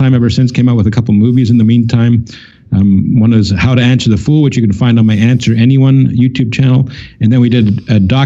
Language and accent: English; Canada; I'm from Canada